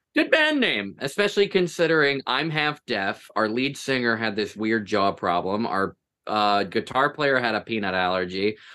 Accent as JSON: {"language": "English", "area": "Toms River", "region": "New Jersey", "country": "United States", "said": "I'm from Tom's River. I'm not actually from Tom's River, but I live close enough that I might as well be"}